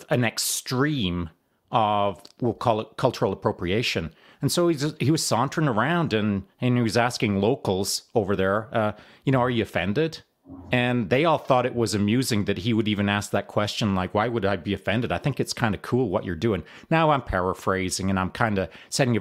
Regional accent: Canada; also born or lived in Texas; I'm a Canadian

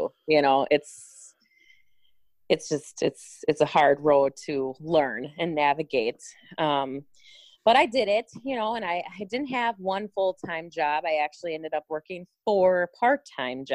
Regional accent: Port Washington, Wisconsin, United States; now in Manitowoc, United States; I grew up in Port Washington, and along the way ended up in Manitowoc

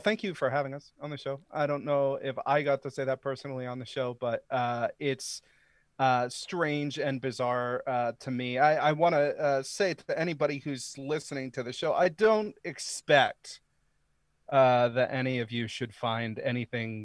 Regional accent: Maine, United States; I grew up in Maine. I'm from the state of Maine

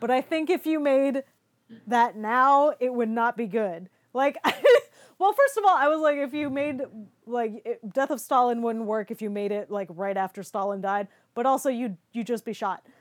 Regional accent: United States; I'm an American

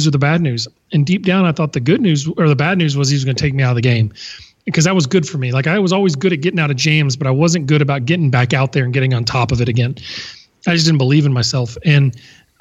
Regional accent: Baton Rouge, Louisiana, United States; I'd waited 4 years in my hometown to play at LSU

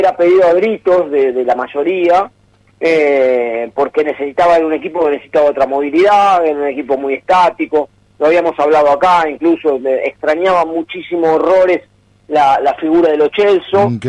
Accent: Argentina; uno lo ve por como argentino

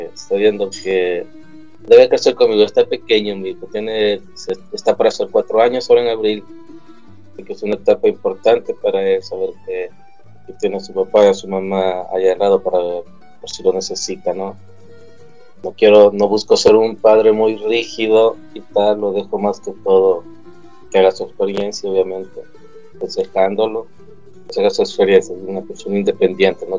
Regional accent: El Salvador; moved away as an adult; now in Sicily, Italy; yo soy del Salvador, de Centroamérica

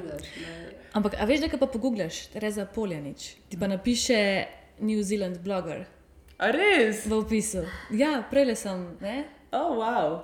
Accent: Slovenia; Slovenci smo kar vrtičkarski, na, vrtičkarski narod

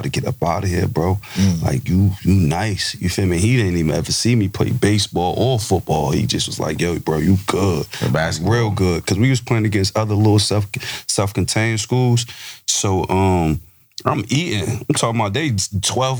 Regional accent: Irvington, New Jersey, United States; I'm an Irvington dude, but where I reside at growing up, I was really on like Chancellor and Union

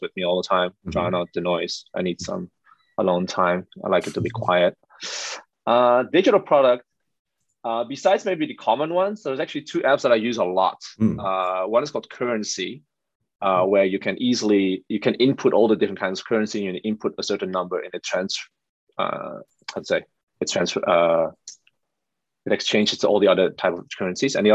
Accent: Netherlands; moved away as an adult; also born or lived in Amsterdam / Shanghai / Ho Chi Minh City / Jakarta; I'm born and raised in the Netherlands

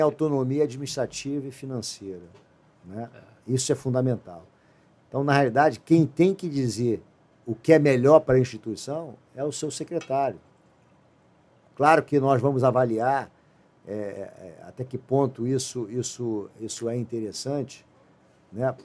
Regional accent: Rio de Janeiro, Brazil; eu sou carioca. Moro no Rio de Janeiro.

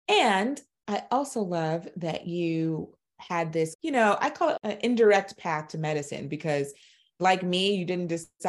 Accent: Brooklyn, New York, United States; shout out to New York City because I'm a Brooklyn girl and you're a Bronx girl. So, you know, those roots never die.

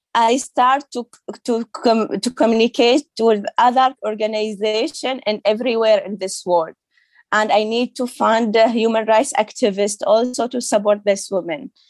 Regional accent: Saudi Arabia; English is a second language; moved away as an adult; also born or lived in Syria; now in Germany; He is original from Syria, but he traveled to Saudi Arabia to work, and then he married my mom, and we I born in, in Saudi Arabia

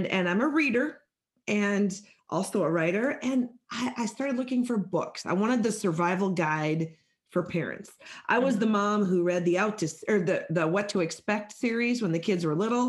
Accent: Midwest, Minnesota, United States; I'm greeting you from Minnesota. I'm a Midwest girl

